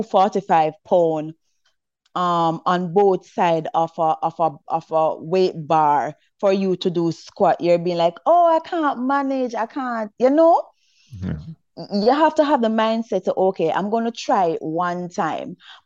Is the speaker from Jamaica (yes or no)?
yes; Saint Mary Parish, Jamaica; I'm from St. Mary, right? And you know we're from the country and stuff. So when I was at primary school